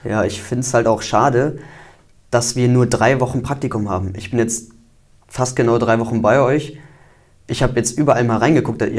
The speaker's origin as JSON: {"language": "German", "town": "Wesel", "region": "North Rhine-Westphalia", "country": "Germany", "said": "Ich komme aus dem Raum Wesel"}